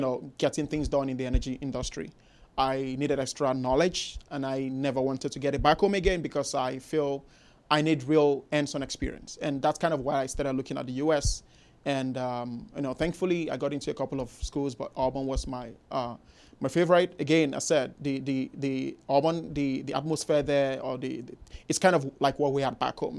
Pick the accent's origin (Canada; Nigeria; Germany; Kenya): Nigeria; moved away as an adult; now in Houston, United States; growing up in Nigeria, country in Africa, the western part of Africa